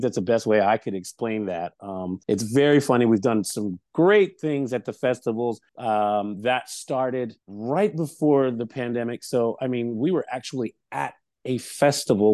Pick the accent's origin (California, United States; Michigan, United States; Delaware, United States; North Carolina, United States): Delaware, United States; Lewes; moved away; I'm originally from small town Louis, Delaware